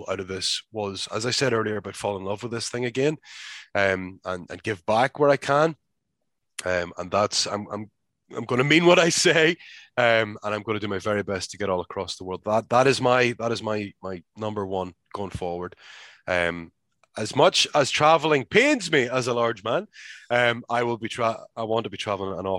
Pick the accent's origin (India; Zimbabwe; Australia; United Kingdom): United Kingdom; Belfast, Northern Ireland; moved away as an adult; now in United States; I moved away from Ireland at 18 years old